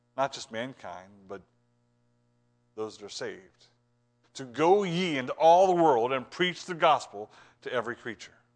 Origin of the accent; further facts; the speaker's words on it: Ohio, United States; I'm from Ohio